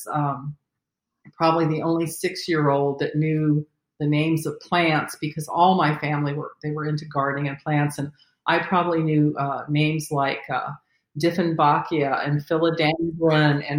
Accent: California, United States; I grew up in California

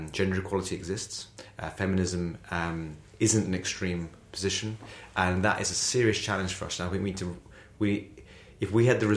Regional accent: Essex, East of England, United Kingdom; I went to a school in Essex. It's where I'm from. I'm very proud from Essex

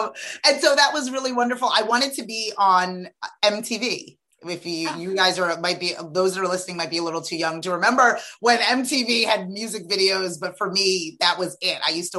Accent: Freetown, Western Area, Sierra Leone; born there; I am an immigrant. I was born in Sierra Leone, West Africa, Freetown. Absolutely wonderful, aggressively magical West African family.

